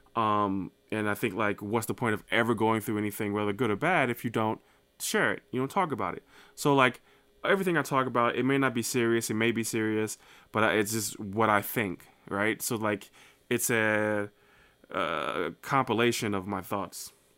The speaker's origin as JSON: {"language": "English", "region": "New Jersey", "country": "United States", "moved": "yes", "lives_now": "Saint Louis, United States", "said": "I'm from Saint Louis, Missouri, by way of New Jersey"}